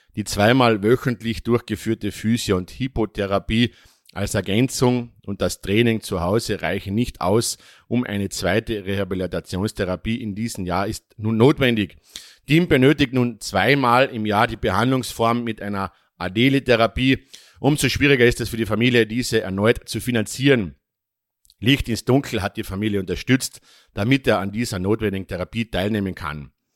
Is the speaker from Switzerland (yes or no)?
no; Austria; bei uns in Österreich